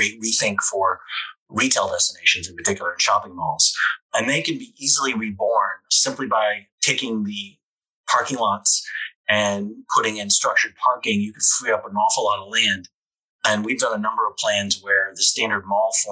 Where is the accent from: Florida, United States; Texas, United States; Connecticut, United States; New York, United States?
Connecticut, United States; I grew up in Connecticut and went to college in Connecticut